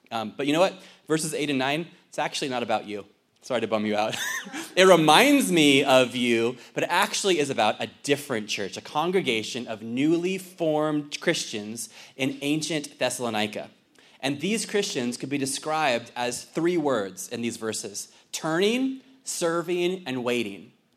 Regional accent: Fallbrook, California, United States; now in Ireland; I'm originally from Fallbrook

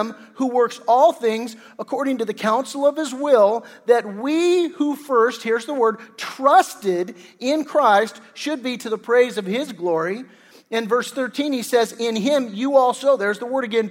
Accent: Torrance, California, United States; I grew up in Torrance

